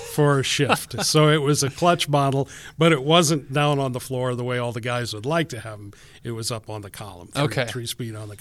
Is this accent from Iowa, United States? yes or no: yes; Eldora, Iowa, United States; now in Cedar Rapids, United States; I was born in Eldora, and my parents farmed, and so I grew up on a farm